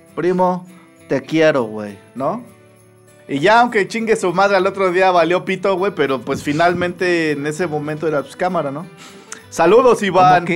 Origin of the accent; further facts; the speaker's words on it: Tlalnepantla, State of Mexico, Mexico; yo crecí en en Tlalnepantla